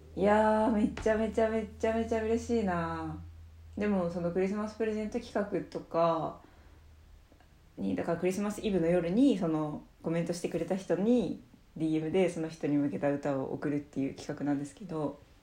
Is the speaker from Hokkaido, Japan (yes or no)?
yes; Obihiro, Hokkaido, Japan; 私帯広市なんですけど